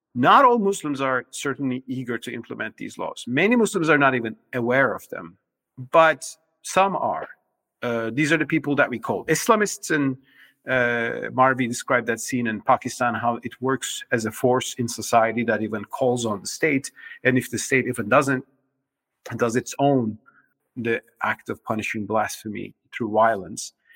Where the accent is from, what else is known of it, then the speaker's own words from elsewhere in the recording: Turkey; moved away; My home country, Turkey